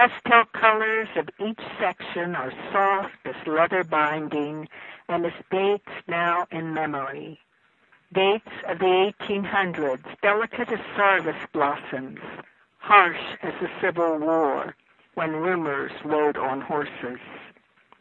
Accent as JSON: {"language": "English", "town": "Harrisville", "region": "West Virginia", "country": "United States", "tie": "born or raised there", "said": "I grew up in Harrisville"}